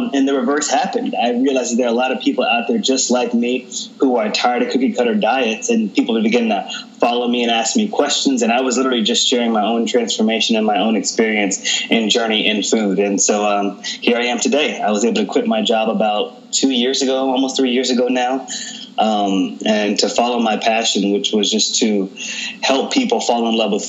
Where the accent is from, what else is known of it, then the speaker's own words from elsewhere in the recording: Texas, United States; I grew up in Texas.